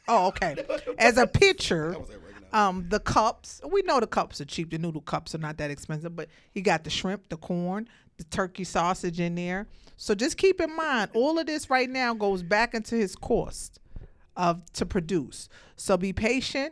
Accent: New York, United States; now in Atlanta, United States; I live in Atlanta. I'm from New York, of course

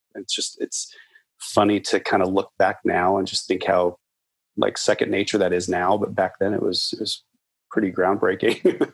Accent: Nebraska, United States; moved away as an adult; also born or lived in Colorado; now in Portland, United States; I grew up in Nebraska, actually in the heartland. I grew up on a farm

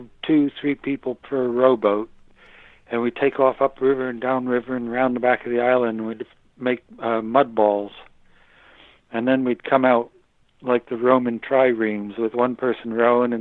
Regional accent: United States; accent: American; moved away as an adult; also born or lived in Britain; now in United Kingdom; I was brought up in America, but I've now lived nearly 40 years in Britain

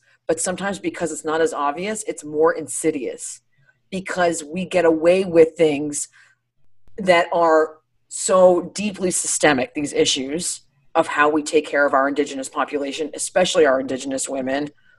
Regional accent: Ireland; Actually, I'm Irish. I use like a mild salsa.

